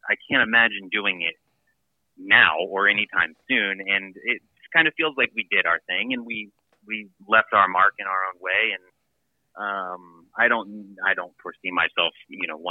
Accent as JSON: {"language": "English", "region": "Ohio", "country": "United States", "moved": "yes", "said": "I'm from Ohio. And from, you know, out in the country there"}